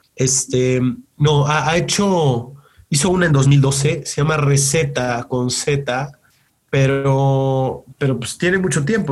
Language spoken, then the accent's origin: Spanish; Mexico; soy mexicano